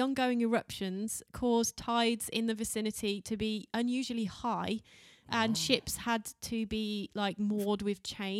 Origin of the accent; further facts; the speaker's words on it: United Kingdom; We're fucking Brits.